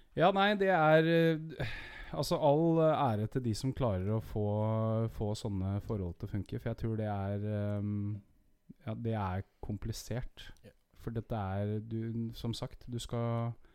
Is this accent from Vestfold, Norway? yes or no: yes; Horten, Vestfold, Norway; født og oppvokst i Horten